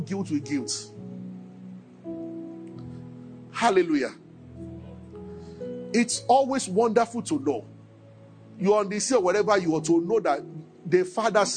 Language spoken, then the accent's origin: English; Nigeria; as a Nigerian